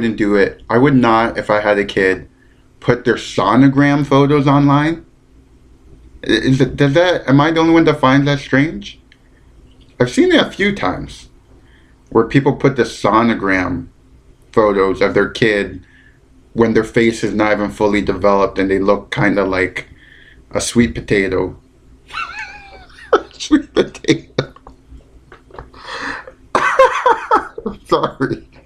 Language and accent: English; London, Ontario, Canada; moved away; I'm in London, Ontario, my hometown